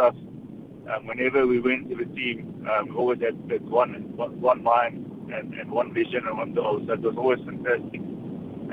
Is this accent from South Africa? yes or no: yes; South Africa; as a South African